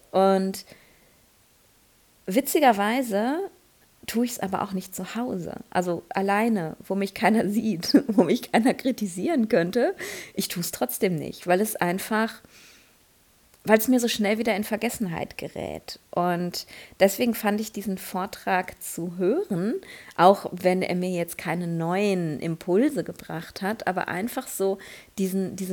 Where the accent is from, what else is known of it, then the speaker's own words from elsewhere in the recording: Essen, North Rhine-Westphalia, Germany; ich habe hier in Essen, wo ich gerade bin, in meiner Heimatstadt, äh, gibt es ein indisches Restaurant